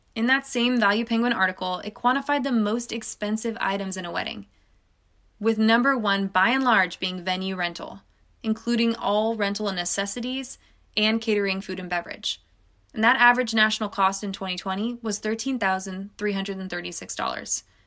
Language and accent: English; California, United States; California, my home state